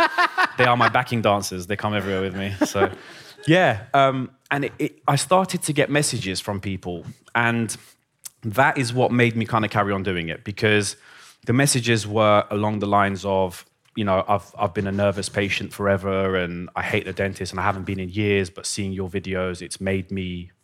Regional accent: Iran; born there; So I was born in Iran and music was a massive part of my life.

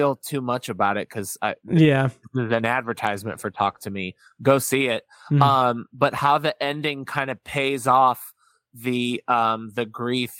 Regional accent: Chicago, Illinois, United States; I grew up in Chicago

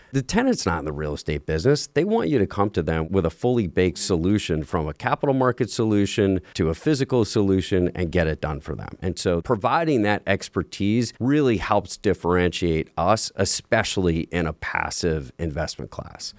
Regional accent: New York, United States; I grew up in New York

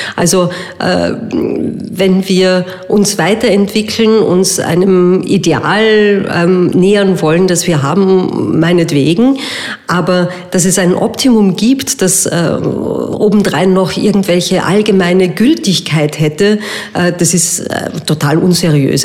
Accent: Vienna, Austria; bei uns in Wien

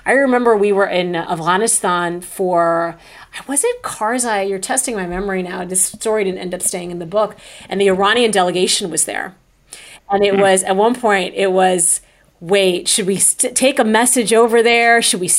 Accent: Saudi Arabia; also born or lived in Michigan, United States; I was born in Michigan, and then we moved to Saudi Arabia when I was two, and it was supposed to be a one-year sabbatical.

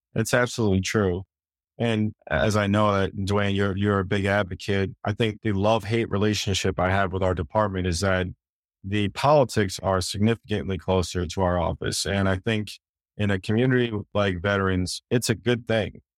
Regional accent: New York, United States; I was born and raised in New York

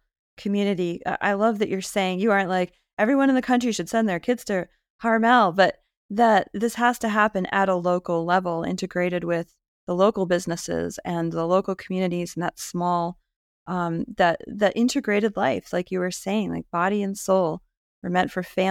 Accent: New England, United States; I'm from New England

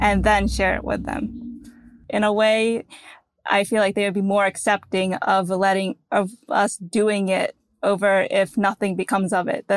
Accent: United States; we're born in America, that we're Indian

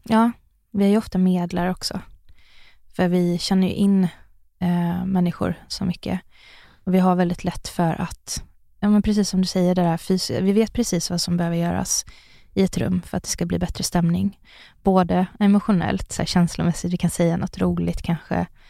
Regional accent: Sunne, Värmland, Sweden; jag växte upp i Sunne i Värmland.

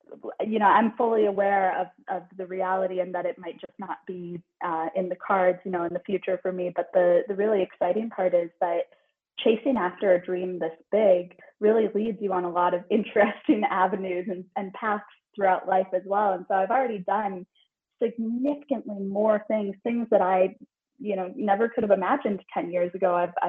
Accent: Midwest, United States; But I was just a kid growing up in the Midwest

